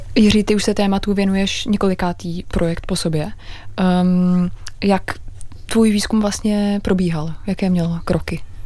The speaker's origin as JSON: {"language": "Czech", "country": "Czechia"}